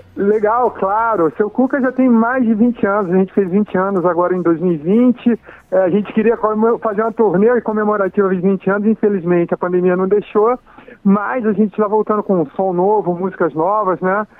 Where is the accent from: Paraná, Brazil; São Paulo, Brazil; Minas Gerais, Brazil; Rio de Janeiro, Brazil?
Rio de Janeiro, Brazil; A gente foi criado ali na praia, na Barra da Tijuca, lá no Rio